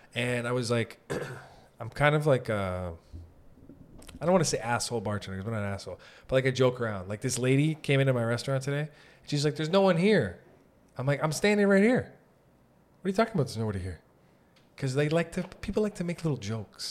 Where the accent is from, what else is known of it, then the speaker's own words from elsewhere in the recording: Sault Ste. Marie, Ontario, Canada; moved away as an adult; now in Toronto, Canada; I'm from Sault Ste. Marie, so I wasn't born in Toronto